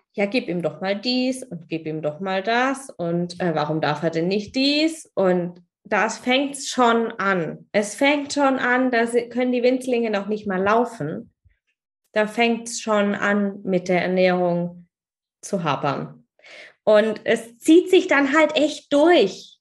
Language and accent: German; Germany; hier bei uns in Deutschland